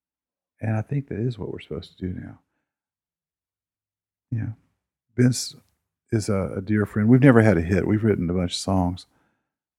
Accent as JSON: {"language": "English", "town": "Durham", "region": "North Carolina", "country": "United States", "tie": "born or raised there", "moved": "yes", "said": "I'm kind of a city boy from Durham"}